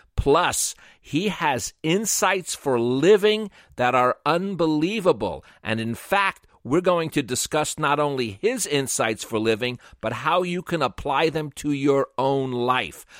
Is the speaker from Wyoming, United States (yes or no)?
no; New York, United States; accent: New York; my New York accent